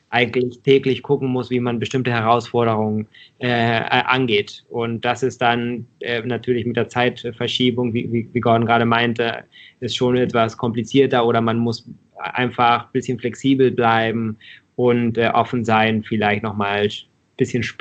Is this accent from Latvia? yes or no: no; Mexico; Und ich bin aber auch in Mexiko aufgewachsen und habe die, da, da werden die Produkte ja auf der Straße verkauft